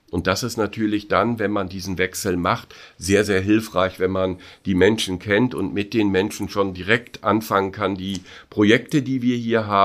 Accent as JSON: {"language": "German", "region": "North Rhine-Westphalia", "country": "Germany", "said": "Ich bin Westfale"}